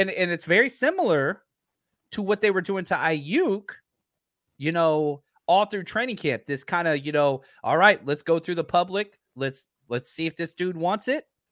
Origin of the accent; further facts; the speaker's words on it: Dallas, Texas, United States; I'm from Dallas